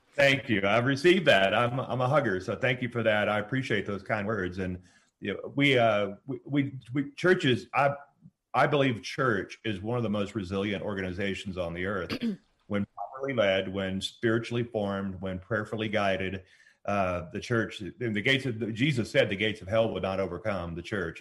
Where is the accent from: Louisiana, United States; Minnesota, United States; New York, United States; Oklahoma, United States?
Louisiana, United States; moved away; we both were born and raised in Louisiana